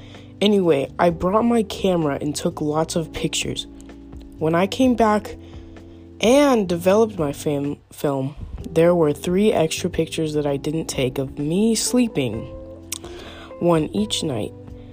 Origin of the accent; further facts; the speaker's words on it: New Mexico, United States; So I grew up in New Mexico and was always very into the outdoors, hiking, camping, rock climbing, etc.